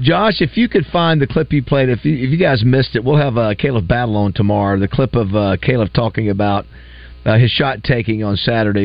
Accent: Panama City, Florida, United States; moved away; I grew up in Panama City

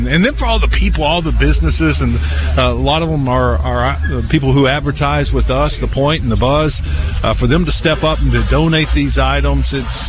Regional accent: East Texas, United States; moved away; I grew up in East Texas, and so the Rangers were our home team

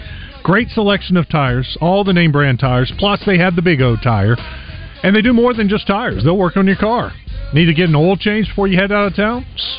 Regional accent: Little Rock, Arkansas, United States; I'm from Little Rock.

